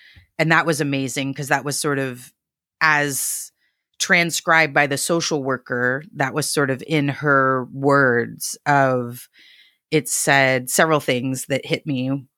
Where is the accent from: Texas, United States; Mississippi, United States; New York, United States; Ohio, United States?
Texas, United States; Dallas; I'm from Dallas.